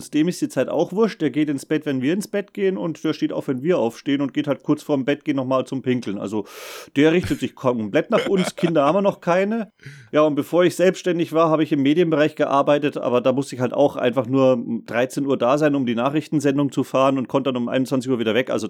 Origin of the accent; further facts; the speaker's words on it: Saxony, Germany; now in Bavaria, Germany; Nee, ich bin ja eigentlich gebürtiger Sachse.